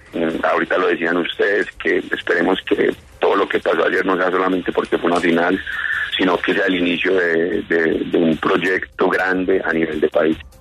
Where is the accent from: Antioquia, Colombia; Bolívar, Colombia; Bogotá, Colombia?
Antioquia, Colombia; Marinilla; also born or lived in Valle del Cauca; now in Cali, Colombia; yo amo mi, departamento, mi pueblito Marinilla, lo adoro